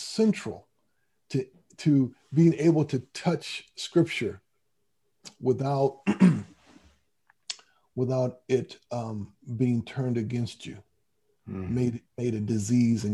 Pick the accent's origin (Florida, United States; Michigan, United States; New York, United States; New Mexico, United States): Michigan, United States; Grand Rapids; I was raised in Grand Rapids, Michigan